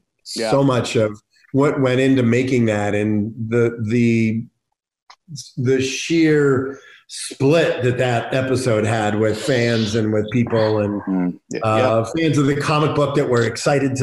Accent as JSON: {"language": "English", "town": "Pittsburgh", "region": "Pennsylvania", "country": "United States", "said": "I was from Pittsburgh"}